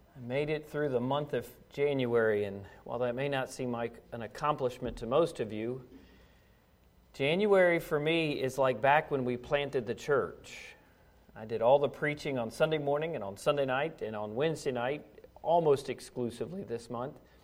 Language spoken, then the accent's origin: English; United States; as an American citizen